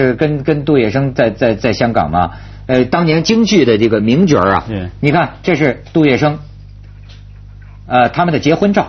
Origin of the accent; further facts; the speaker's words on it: China; 你说兰桂坊，我中国人我试过那玩意儿不可能